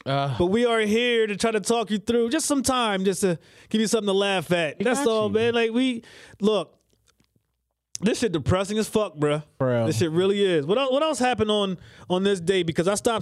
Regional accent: Cape May County, New Jersey, United States; Yes, that's where I'm from. I love my hometown.

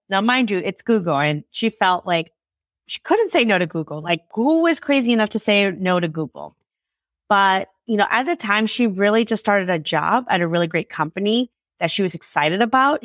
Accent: Chicago, Illinois, United States; I'm from Chicago.

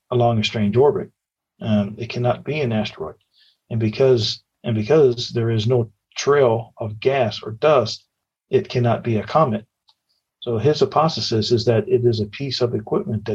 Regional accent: near Clarenville, Newfoundland and Labrador, Canada; It's about a 30-minute drive from my hometown

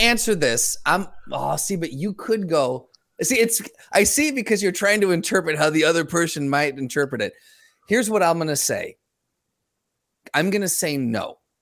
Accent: United States; now in Grand Rapids, United States; Currently, I would say Grand Rapids, but I'm from the Quad Cities

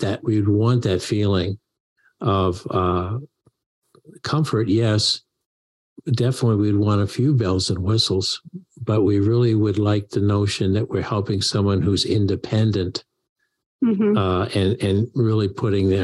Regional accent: Maine, United States; growing up in Maine

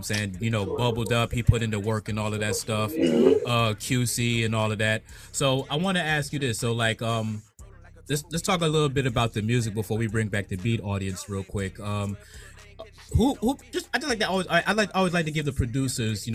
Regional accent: Virginia, United States; also born or lived in Atlanta, Georgia; then I went to Virginia for pretty much the rest of my life

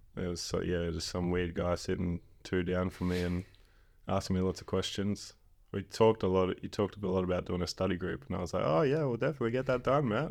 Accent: Exmouth, Western Australia, Australia; also born or lived in Subiaco, Perth / Perth; I was born in Subiaco, but went straight to Exmouth

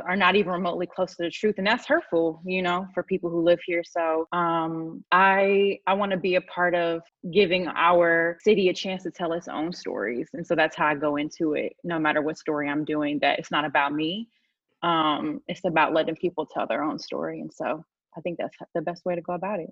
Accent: St. Louis, Missouri, United States; I'm from North City

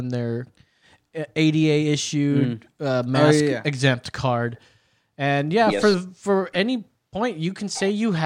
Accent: California, United States; moved away as an adult; now in Texas, United States; I'm from California originally.

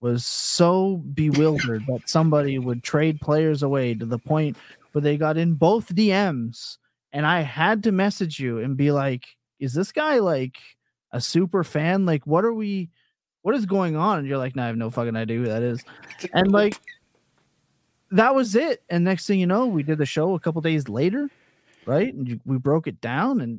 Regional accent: Canada; as a Canadian

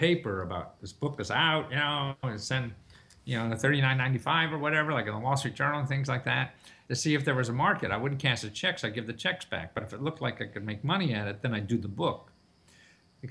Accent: Wilkes-Barre, Pennsylvania, United States; I grew up in Wilkes-Barre, Pennsylvania

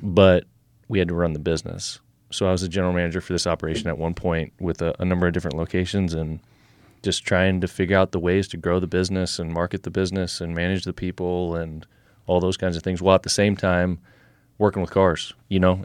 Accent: Nebraska, United States; we are here in Nebraska, you know, pretty much right where we're sitting right now. Uh, we moved out here when I was eight, nine years old

